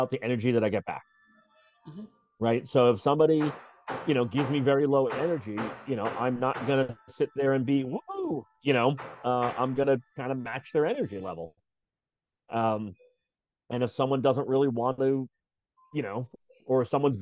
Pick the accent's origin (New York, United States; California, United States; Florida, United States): New York, United States; now in Seattle, United States; I grew up in New York, you know, again, the north side of the country